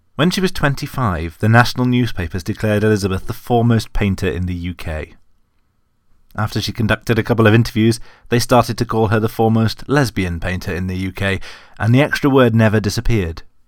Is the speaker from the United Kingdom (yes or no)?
yes; United Kingdom; as a British person